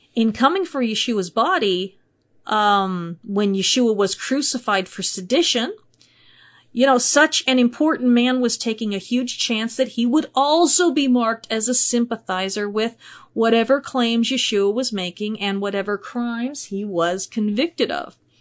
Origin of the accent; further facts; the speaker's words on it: United States; I'm from America